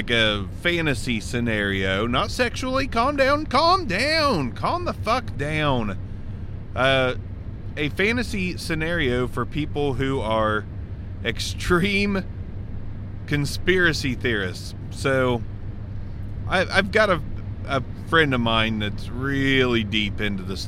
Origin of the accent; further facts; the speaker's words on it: Southern Ohio, United States; accent: Southern Ohio; everybody down here in Southern Ohio, I know my accent is deep enough